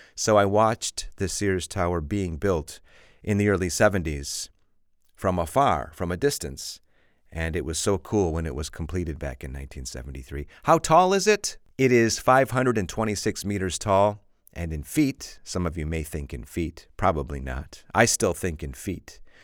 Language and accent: English; Chicago, Illinois, United States; I'm from Chicago